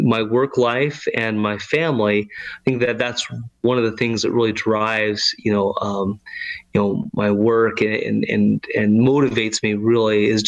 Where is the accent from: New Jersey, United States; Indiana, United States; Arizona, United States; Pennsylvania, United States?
Arizona, United States; moved away as an adult; also born or lived in Utah / New York City; now in San Antonio, United States; I was born and raised in Arizona, spent, most of my life there until I was about 19